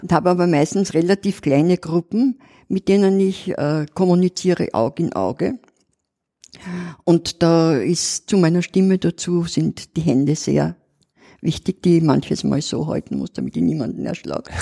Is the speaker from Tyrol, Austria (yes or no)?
no; Vienna, Austria; accent: Old Viennese dialect; wo ich den Dialekt pflege. Mhm. Den Altwiener Dialekt